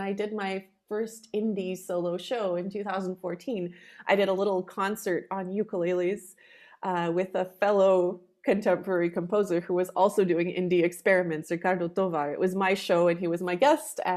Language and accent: English; Canada; moved away as an adult; also born or lived in Poland; now in Austria; My parents both originally come from Poland. They're Polish Canadian, and I was raised speaking Polish, English, and then French